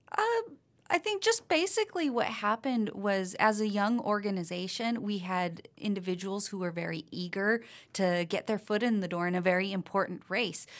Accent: Malden, Massachusetts, United States; I come from Malden, and one of our big issues right now is lead pipes.

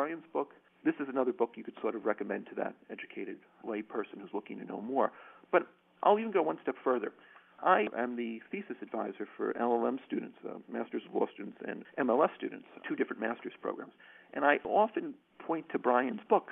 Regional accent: United States; now in Ireland; I'm an American public law scholar who teaches law

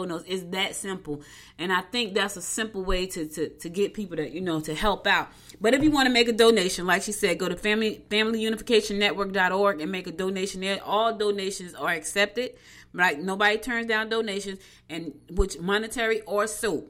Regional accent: Newark, New Jersey, United States; also born or lived in Albany, Georgia; now in Georgia, United States; I was born in Albany, Georgia, but I was raised in Newark, and I've been back in Georgia for 7 years.

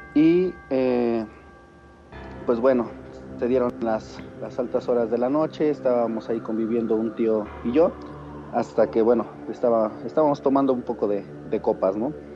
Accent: Tulancingo, Hidalgo, Mexico; De Tulancingo Hidalgo

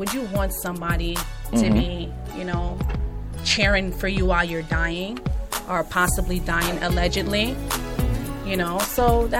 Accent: New York, United States; I'm a New Yorker.

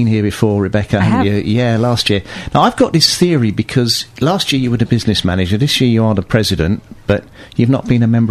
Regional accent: England, United Kingdom; I've never lived anywhere outside of England

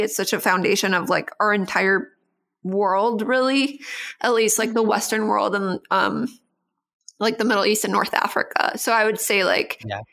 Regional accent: Costa Rica; I grew up in Costa Rica

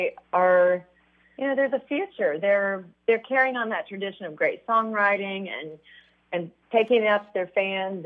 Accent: Missouri, United States; I'm from Missouri

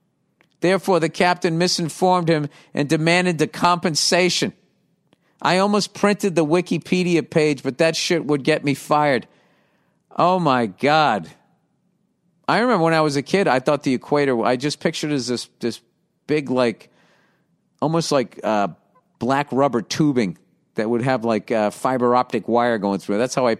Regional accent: Tunisia; I'm from Tunisia.

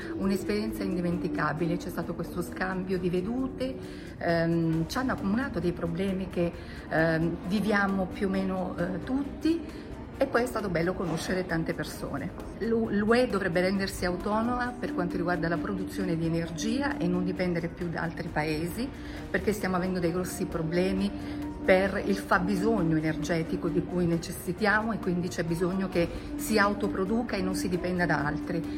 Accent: Milan, Lombardy, Italy; vengo da Milano

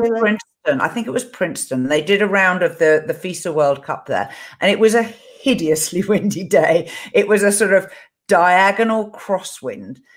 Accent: England, United Kingdom; this is me being English

